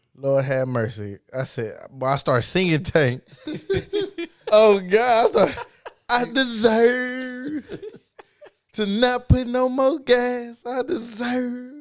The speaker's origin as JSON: {"language": "English", "region": "Texas", "country": "United States", "said": "I'm from Texas"}